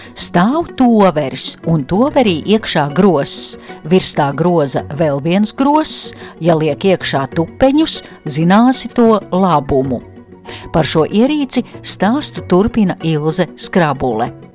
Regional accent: Latvia; kā parasts latvietis

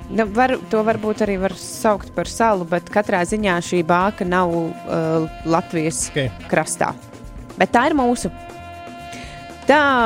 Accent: Bauska, Zemgale, Latvia; es no Bauskas.

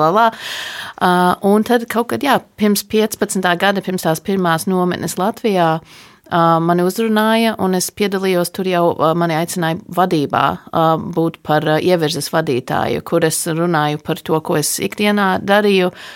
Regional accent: United States; Es esmu dzimusi un augusi ASV

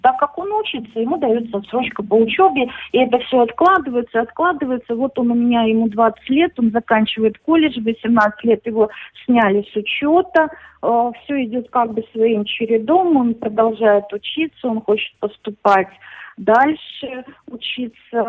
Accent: Belarus; moved away as an adult; also born or lived in Lithuania; now in Slovakia; из Белоруссии

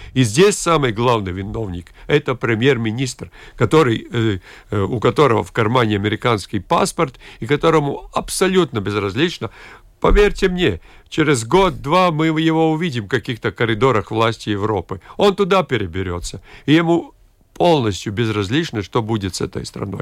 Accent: Latgale, Latvia; в моей любимой Латгалии, откуда я родом

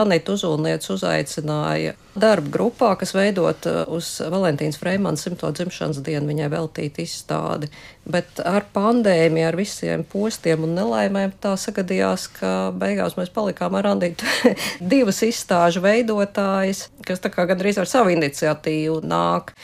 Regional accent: Riga, Latvia; also born or lived in Moscow; es esmu no Rīgas

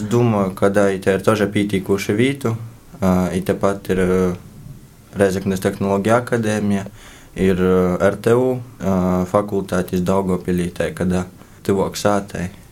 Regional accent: Rēzekne, Latgale, Latvia; es visu dzīvi esmu atdzīvojis Riezeknī

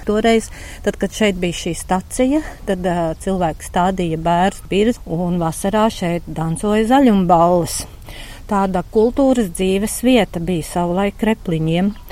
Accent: Ozoli, Kuldīga Municipality, Latvia; Es esmu dzimusi Kuldīgā, dzīvoju Rendas pagastā. Es esmu purva meitene, jo Rendas kolhozā ir tāds purvs ozoli.

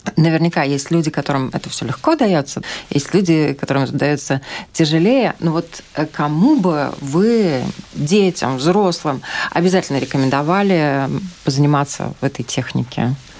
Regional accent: Ukraine; moved away; Я сама из Украины

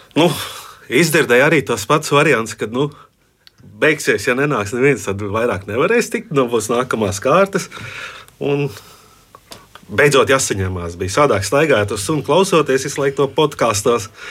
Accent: Jūrmala, Latvia; esmu no Jūrmales, strādāju Rīgā

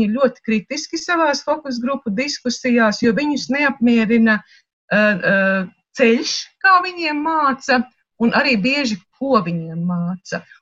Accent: Latvia; jo es, es esmu latviete. Es neuzskatu, ka es esmu krieviete.

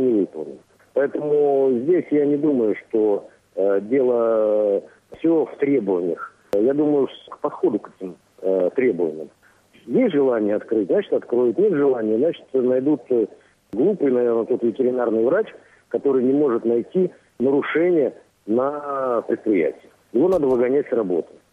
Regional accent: Russia; now in Latvia; сам россиянин

